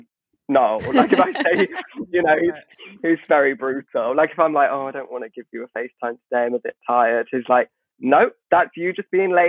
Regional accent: Midlands, United Kingdom; oh, I'm from the Midlands. So I come from this village where, you know, I went to a Church of England

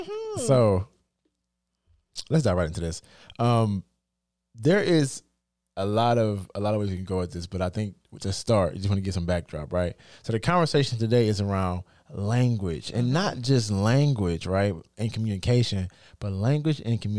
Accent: United States; accent: African American Vernacular English

